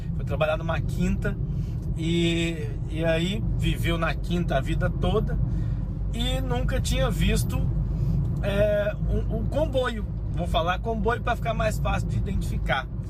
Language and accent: Portuguese; Minas Gerais, Brazil; also born or lived in Rio de Janeiro; now in Portugal; eu fui para Minas Gerais, minha terra